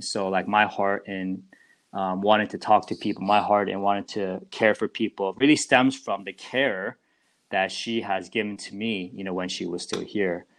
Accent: New Jersey, United States; I'm actually from New Jersey

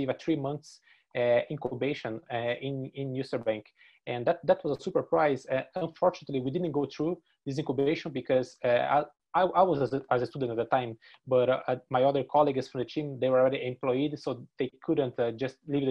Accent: Brazil; English is a second language; moved away as an adult; now in Dublin, Ireland; I came from Brazil to study the master's on Griffith College

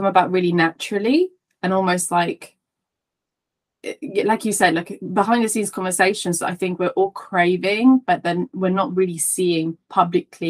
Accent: Italy; accent: Italian; now in Leighton Buzzard, United Kingdom; I'm Italian, so if you hear like a bit of a twang and you can't place, you know, what my accent is, I'm originally from Italy, but I now live in the UK

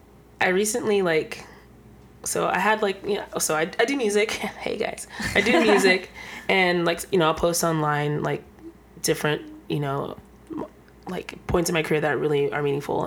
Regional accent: San Jose, California, United States; moved away as an adult; now in Los Angeles, United States; I grew up in San Jose, California.

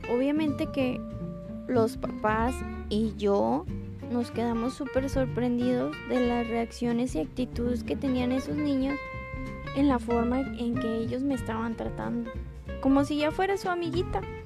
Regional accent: Mexico; como los mexicanos decimos

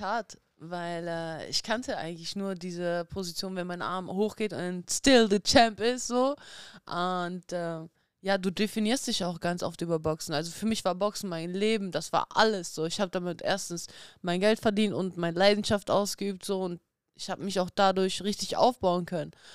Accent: Dortmund, North Rhine-Westphalia, Germany; also born or lived in Kazakhstan; ich bin in Kasachstan geboren. Ich bin mit einem Jahr nach Deutschland gekommen. Ich bin natürlich hier in Deutschland auch aufgewachsen

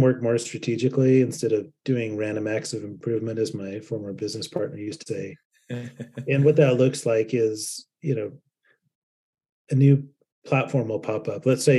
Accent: Salt Lake City, Utah, United States; also born or lived in Lindon, Utah; I grew up in Salt Lake City as part of the, you know, underground music scene and skateboard scene

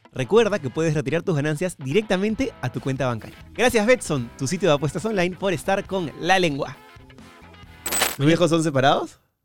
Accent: Peru; de Perú

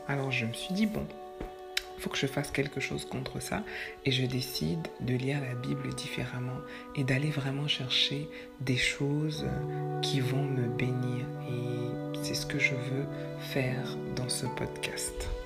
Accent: Quebec, Canada; comme on dit chez nous au Québec

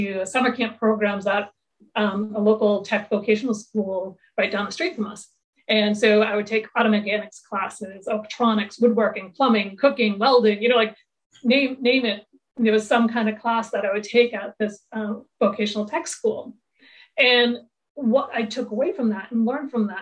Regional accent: suburban Massachusetts, United States; a suburban Massachusetts girl

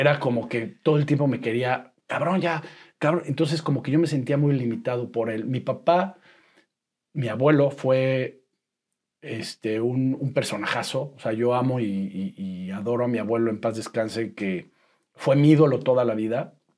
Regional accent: Puebla, Mexico; nací en Puebla, poblanísimo, poblanísimo

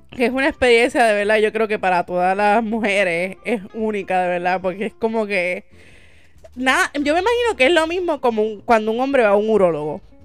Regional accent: San José, Puerto Rico; yo soy de San José

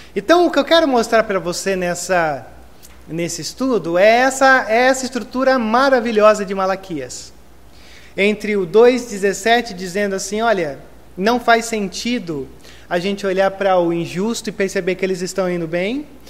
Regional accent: Brazil; como brasileiros

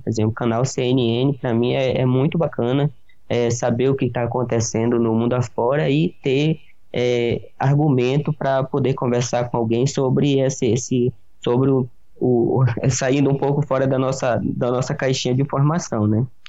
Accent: Pará, Brazil; moved away as an adult; now in Piracicaba, Brazil; eu não sou aqui da região, eu sou do estado do Pará. Meus pais moram no interiorzão lá do Pará

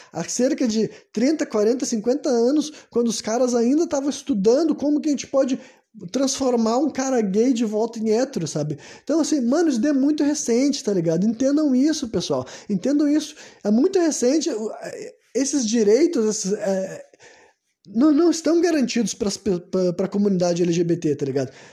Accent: Porto Alegre, Rio Grande do Sul, Brazil; Nasci no Brasil, né, Porto Alegre, Rio Grande do Sul, 1993, né? Foi nesse foi nesse ano que eu nasci, foi nesse país que eu me criei

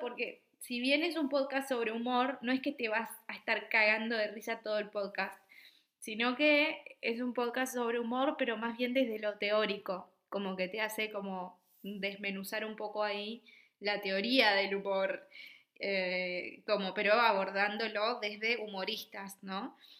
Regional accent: Misiones, Argentina; moved away as an adult; also born or lived in Buenos Aires, Argentina; now in Copenhagen, Denmark; yo soy de Misiones.

